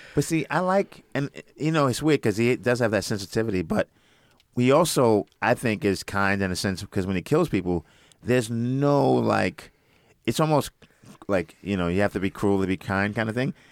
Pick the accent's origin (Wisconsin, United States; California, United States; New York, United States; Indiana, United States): New York, United States; New York City; I'm from Brooklyn